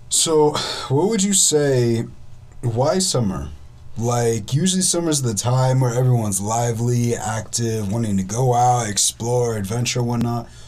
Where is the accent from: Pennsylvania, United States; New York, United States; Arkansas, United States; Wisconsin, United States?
Wisconsin, United States; I'm from Wisconsin.